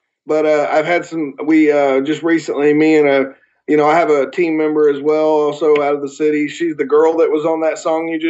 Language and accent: English; the South, United States; accent: Southern; I'm okay with having my southern accent.